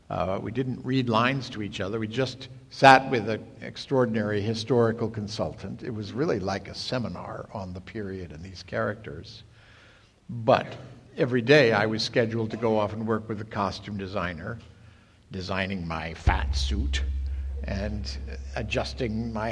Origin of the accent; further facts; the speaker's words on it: United States; I was the only American to come over and play the most famous figure of England's 20th century.